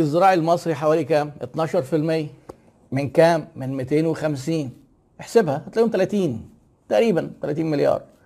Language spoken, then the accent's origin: Arabic; Egypt; احنا عندنا في مصر